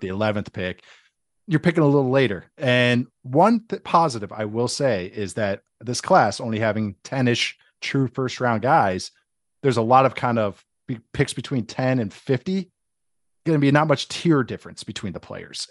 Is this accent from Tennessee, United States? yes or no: no; St. Louis Park, Minnesota, United States; moved away as an adult; now in Las Vegas, United States